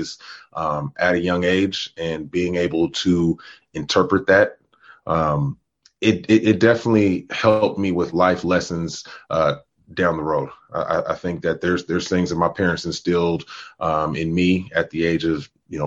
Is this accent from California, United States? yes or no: yes; Oakland, California, United States; Born and raised in Oakland, California. Northern California child